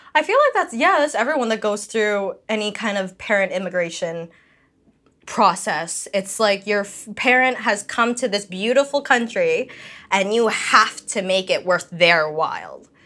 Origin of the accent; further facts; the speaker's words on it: Canada; accent: slight Filipino accent; I grew up here